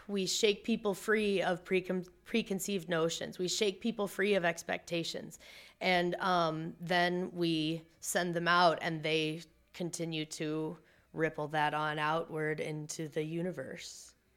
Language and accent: English; Missouri, United States; also born or lived in Iowa; I'm from the Midwest. My parents are from Iowa. I was born in Missouri.